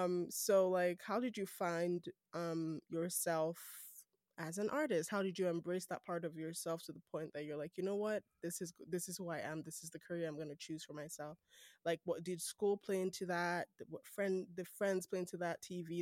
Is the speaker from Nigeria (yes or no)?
yes; Nigeria; accent: Nigerian; now in Canada; I worked really hard to get myself this Canadian accent. Canadian. But if I want to switch back to my Nigerian accent, like this, oh yeah.